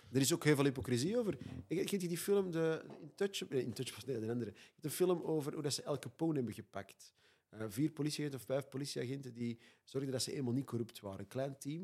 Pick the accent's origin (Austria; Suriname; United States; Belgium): Belgium; Antwerp, Flanders; ik kom uit Antwerpen en soms moeten ze mij ondertitelen